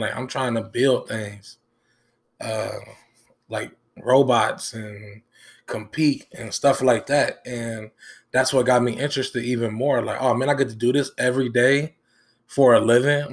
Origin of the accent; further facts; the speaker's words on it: Dayton, Ohio, United States; also born or lived in Benton Harbor, Michigan; from seven to twenty-four, I've been in Dayton